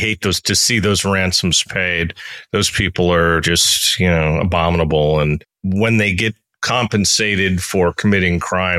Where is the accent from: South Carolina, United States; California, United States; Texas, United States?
California, United States; San Francisco; I'm from San Francisco